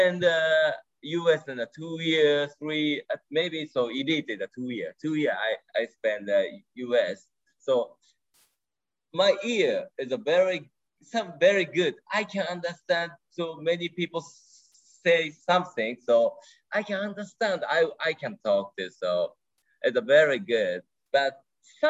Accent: Japan; first language Japanese; English is a second language; my first language, Japanese. Second language is English

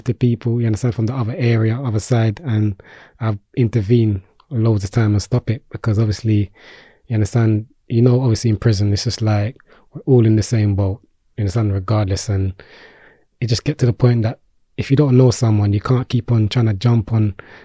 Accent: London, United Kingdom; Peckham boy, because I'm from Peckham.

